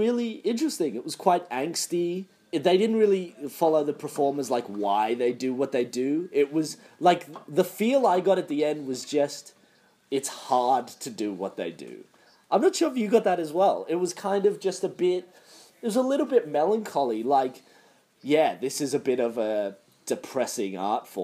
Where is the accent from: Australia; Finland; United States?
Australia; as an Australian